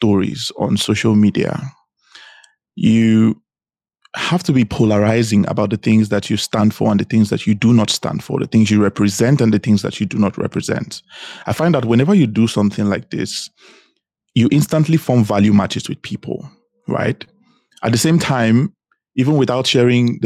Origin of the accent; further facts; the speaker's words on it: Benin City, Edo, Nigeria; also born or lived in Anambra State; now in Dubai, United Arab Emirates; I am born and raised in Nigeria. In fact, I was born in Edo State, Benin City. I lived most of my life in Edo State, Benin City.